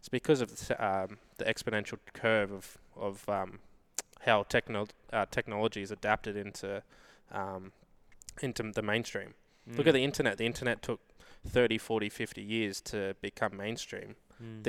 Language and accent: English; Australia; We hit the lotto, being Australian.